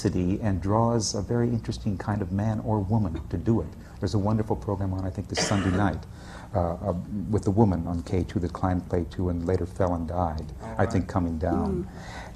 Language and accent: English; Minnesota, United States; moved away as an adult; also born or lived in New York; I'm from Minnesota, and I had acted for about 4 years there before coming to New York.